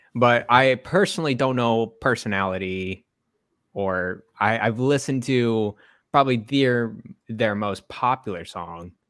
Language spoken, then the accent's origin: English; Texas, United States; growing up in Texas